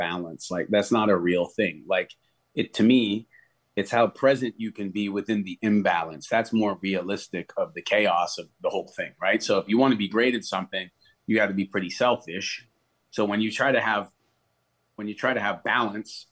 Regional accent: Canada; moved away as an adult; also born or lived in Nashville, United States / Florida, United States; I'm Canadian. Went home

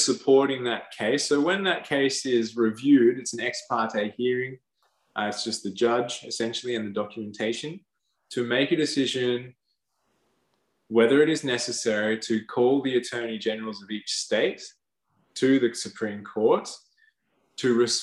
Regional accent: Australia; Because we've been born to this land, or I have.

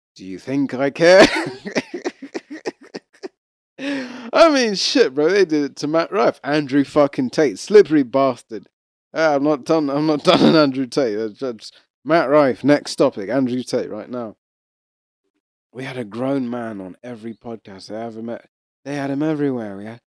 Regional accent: Rwanda; I'm East African. I'm a kind of East African. I'm Rwandan

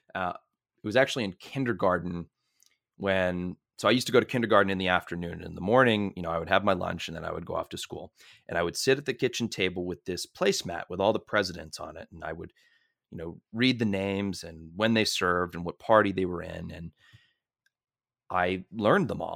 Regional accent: Merrimack, Massachusetts, United States; I'm from Merrimack, Massachusetts

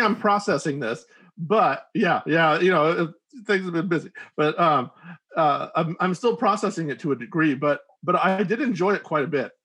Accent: United States; as an American who's used to watching, you know, American action films

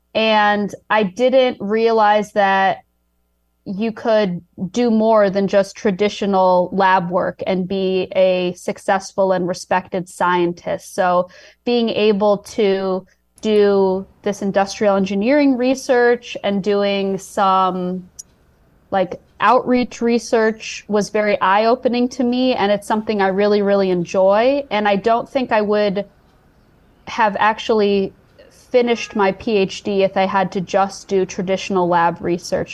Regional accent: Chicago, Illinois, United States; moved away; my hometown, Chicago

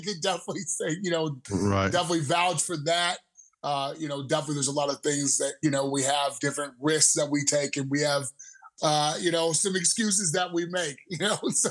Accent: Seattle, Washington, United States; moved away as an adult; now in Denver, United States; from Seattle, Washington originally. And I actually moved to Denver, Colorado to play rugby

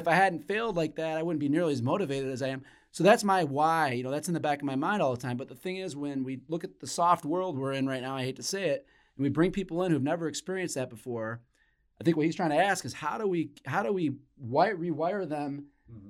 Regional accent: Flint, Michigan, United States; when I was growing up as a kid in Flint, Michigan

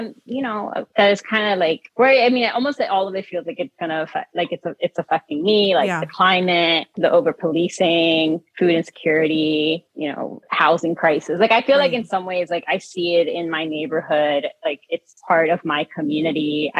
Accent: Philadelphia, Pennsylvania, United States; No, I'm from Philly. Like, I don't care.

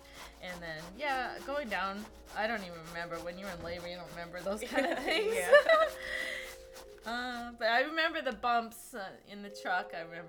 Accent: Hudson, New Hampshire, United States; also born or lived in Boston; I'm from, born, and still there, Hudson, New Hampshire.

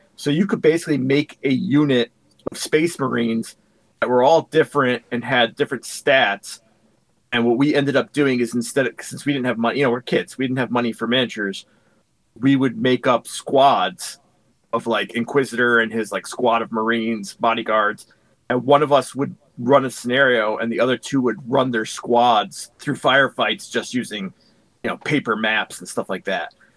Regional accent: Connecticut, United States; I was born and raised in Connecticut.

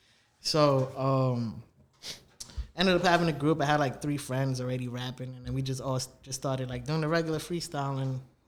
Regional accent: New York City, New York, United States; also born or lived in Canarsie, Brooklyn; I was born, I was raised in the Bronx for like 10 years of my life, my younger years.

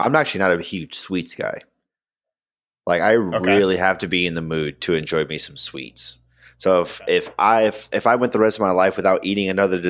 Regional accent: Oklahoma, United States; I'm not from Wynnewood. I'm not from Tiger King, Oklahoma, but from Oklahoma nonetheless.

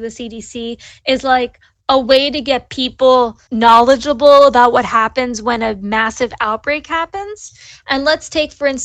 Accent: Maryland, United States; the library that's in my hometown

